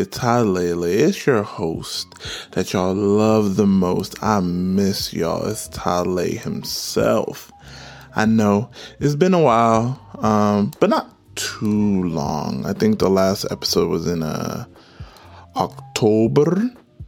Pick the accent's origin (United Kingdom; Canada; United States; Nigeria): Nigeria; I'm Nigerian.